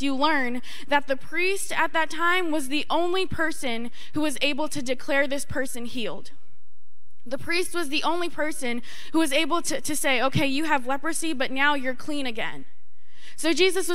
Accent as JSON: {"language": "English", "area": "North Shore of Boston", "region": "Massachusetts", "country": "United States", "said": "I'm from the North Shore of Boston"}